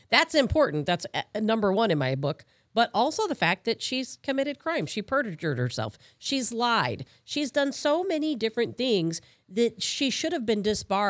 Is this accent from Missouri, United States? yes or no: no; Chicago suburbs, Illinois, United States; I grew up in the Chicago suburbs also.